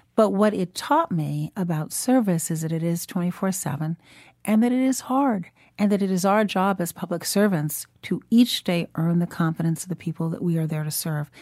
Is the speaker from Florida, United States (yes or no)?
no; Chicago, Illinois, United States; also born or lived in Shiraz, Iran; Growing up in Chicago